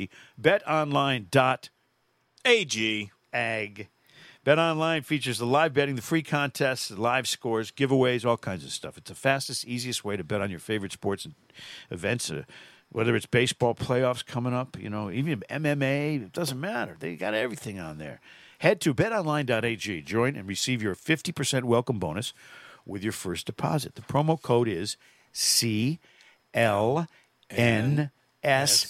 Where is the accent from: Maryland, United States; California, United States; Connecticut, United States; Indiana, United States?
Connecticut, United States; Manchester; my hometown of Manchester, Connecticut